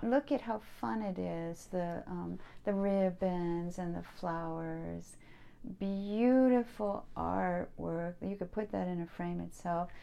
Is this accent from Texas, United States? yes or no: no; Pasadena, California, United States; I grew up in Pasadena